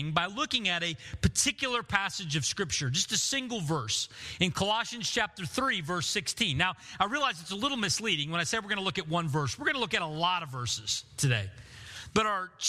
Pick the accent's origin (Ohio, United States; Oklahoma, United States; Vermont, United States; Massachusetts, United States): Oklahoma, United States; Bartlesville; the room that I grew up in Bartlesville, my middle school room